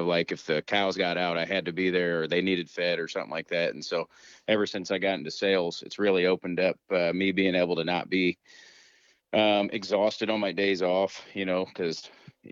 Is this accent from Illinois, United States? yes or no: yes; Central Illinois, United States; I grew up in Central Illinois